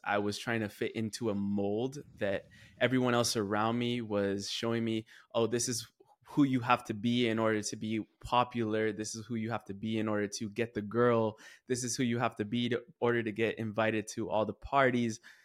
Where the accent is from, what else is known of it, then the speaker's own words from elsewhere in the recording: California, United States; I'm going from California all the way to Columbia